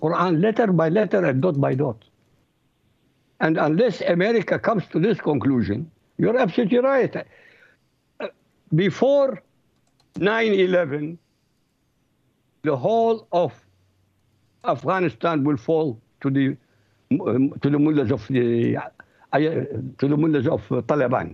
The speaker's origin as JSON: {"language": "English", "country": "Iraq", "first_language": "Arabic", "second_language": "English", "moved": "yes", "said": "I come from Iraq originally, so my language is Arabic"}